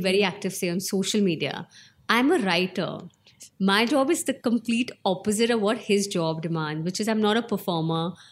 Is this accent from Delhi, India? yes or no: no; Shimla, Himachal Pradesh, India; I was born in Shimla